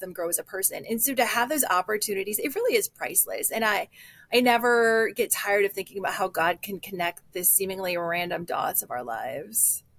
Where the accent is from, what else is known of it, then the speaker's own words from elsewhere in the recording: Midwest, United States; also born or lived in Texas; now in Minnesota, United States; I'm from the Midwest